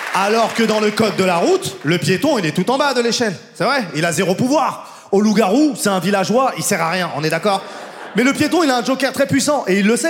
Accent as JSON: {"language": "French", "country": "France", "said": "moi je suis français"}